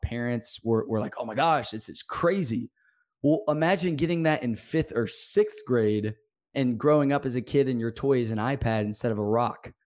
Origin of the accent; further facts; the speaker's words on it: Birmingham, Alabama, United States; I am from Birmingham, Alabama.